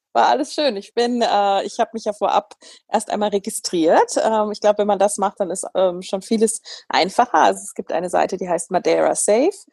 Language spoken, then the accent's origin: German; Germany; bei uns in Deutschland